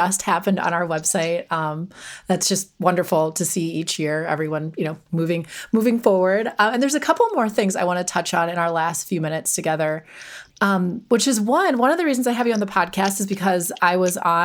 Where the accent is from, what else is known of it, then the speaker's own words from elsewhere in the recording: Milwaukee, Wisconsin, United States; I grew up in the Milwaukee area